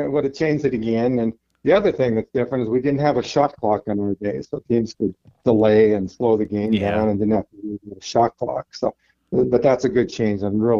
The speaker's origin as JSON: {"language": "English", "town": "Butte", "region": "Montana", "country": "United States", "tie": "born or raised there", "moved": "yes", "lives_now": "Kalispell, United States", "said": "where I grew up in Butte."}